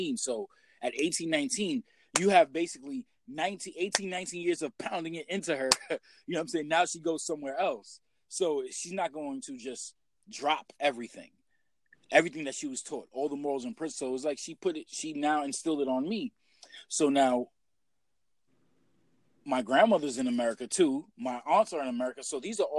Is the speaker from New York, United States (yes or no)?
yes; New York City, New York, United States; being born and raised in Brooklyn, you already know, Killer County, King County Hospital